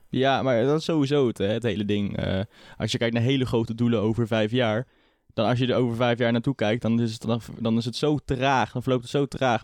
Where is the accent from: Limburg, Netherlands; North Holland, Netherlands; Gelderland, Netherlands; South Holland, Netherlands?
Gelderland, Netherlands; Culemborg; Ik kom uit Culemborg.